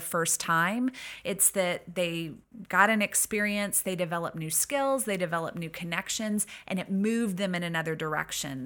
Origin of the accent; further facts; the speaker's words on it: Missouri, United States; moved away as an adult; I grew up in Missouri and found my way out this way after, um, my own college experiences